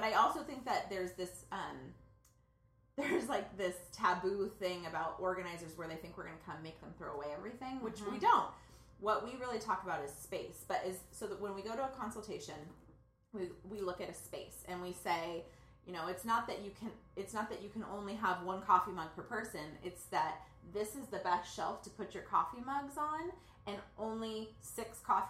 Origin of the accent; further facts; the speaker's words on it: Santa Barbara, California, United States; in Santa Barbara, we grew up on the Westside in a two-bedroom, one-bathroom house.